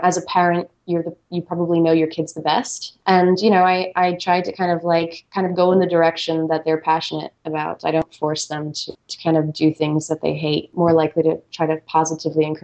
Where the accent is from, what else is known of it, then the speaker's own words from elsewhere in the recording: United States; I grew up right outside of New York City